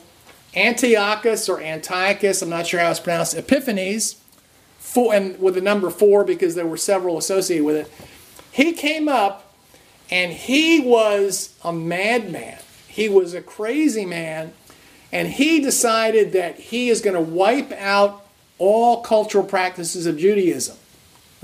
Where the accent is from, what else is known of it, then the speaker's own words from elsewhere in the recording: New Jersey, United States; as a kid growing up in New Jersey